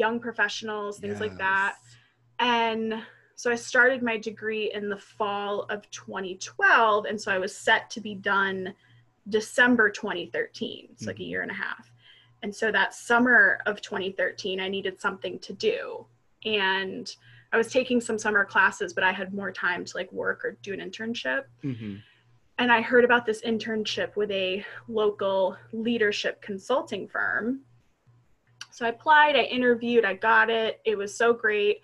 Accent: Potsdam, New York, United States; I am from Potsdam, New York

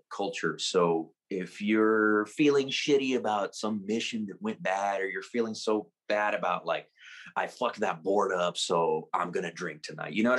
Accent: San Antonio, Texas, United States; I was born and raised here in San Antonio, Texas

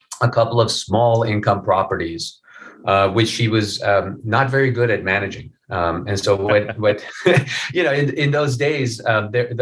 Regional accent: Iran; moved away; when I was a little kid, I grew up in Iran

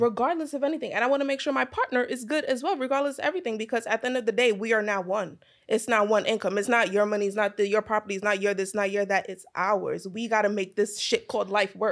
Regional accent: New York City, New York, United States; American growing up in Brooklyn

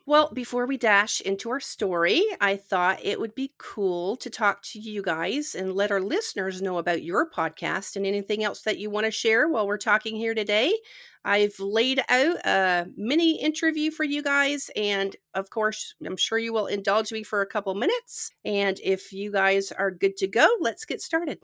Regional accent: Canada; When I was growing up in Canada

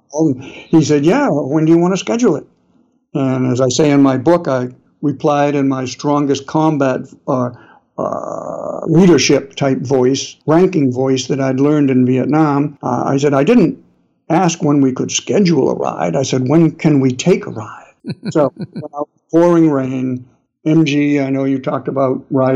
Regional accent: New England, United States; accent: New England; my New England accent

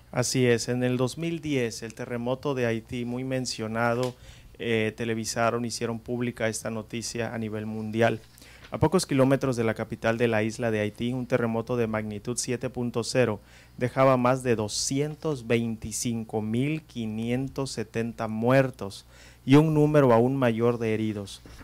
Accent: Guerrero, Mexico; nosotros los que somos de Guerrero, especialmente de la costa, pues estamos acostumbrados a los temblores

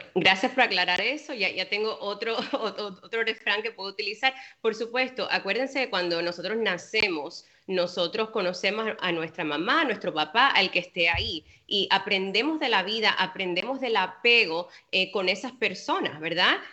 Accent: Cuba; yo soy cubana, como te dije anteriormente, y en Cuba es igual

